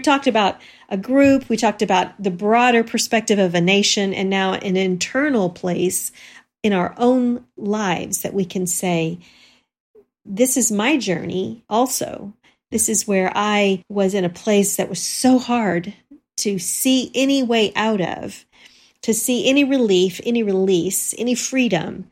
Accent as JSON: {"language": "English", "region": "Texas", "country": "United States", "tie": "born or raised there", "said": "growing up in Texas"}